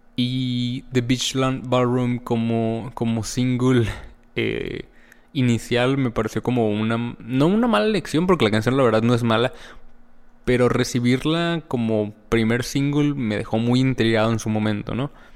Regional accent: Mexico; yo como mexicano

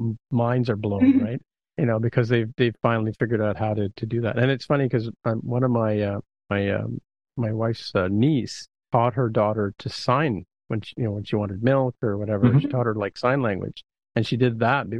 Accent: Canada; okay, sorry, sorry, because I'm Canadian, right?

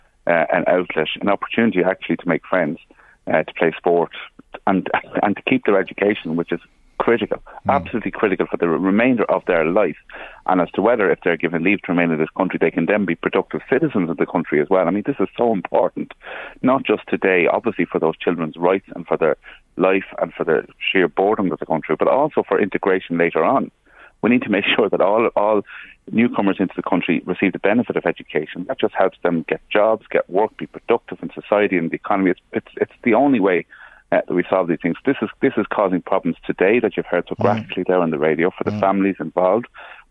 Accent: Ireland; We're Irish people

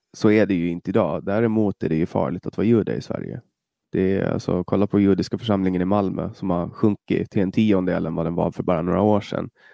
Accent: Åland Islands; moved away as an adult; now in Stockholm, Sweden; Jag kommer från Åland, jag pratar svenska

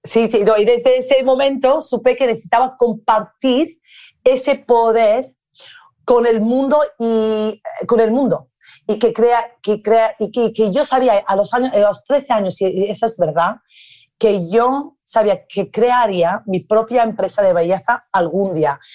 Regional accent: Ibiza, Balearic Islands, Spain; Spanish is a second language; moved away; yo crecí en Ibiza, rodeada de una combinación de personas creativas

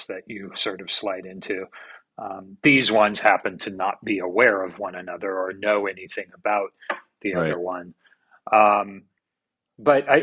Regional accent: Santa Cruz, California, United States; I grew up in Santa Cruz, California

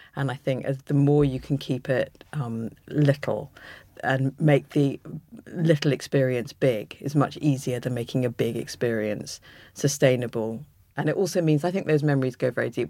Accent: London, United Kingdom; I was brought up in London, and every holiday we spent in Suffolk.

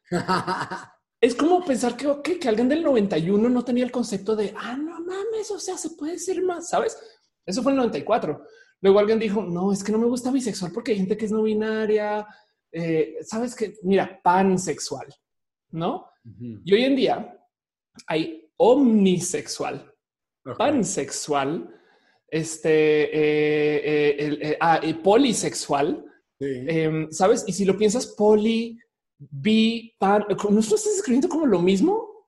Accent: Monterrey, Nuevo León, Mexico; yo me identifico de Monterrey, ¿quién me va a decir que yo no soy de Monterrey? ¿Me explico? Es más, yo soy la mariscala de marcha de Monterrey. Tú sabes qué? de adelante, yo soy la, yo, soy de Nuevo León.

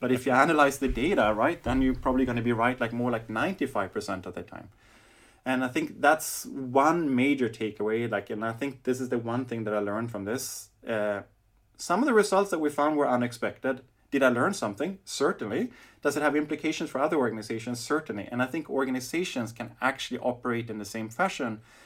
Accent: Sweden; now in Berlin, Germany; when I grew up in Sweden

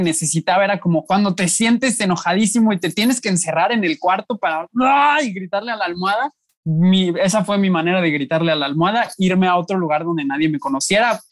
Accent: Puebla, Mexico; moved away as an adult; now in Monterrey, Mexico; tengo 24 años, nací en Puebla, este, pero tengo tres años viviendo aquí en Monterrey

